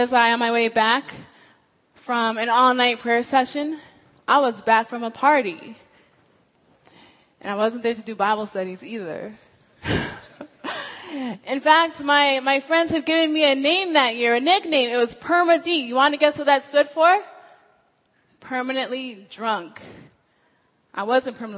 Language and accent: English; Washington, United States; moved away as an adult; I'm from Washington State